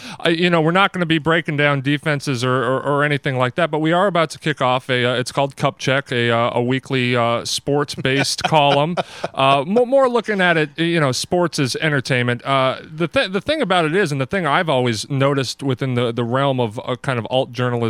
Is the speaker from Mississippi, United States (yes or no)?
no; Denver, Colorado, United States; I should come out and say I am from Denver and I am a Bronco fan.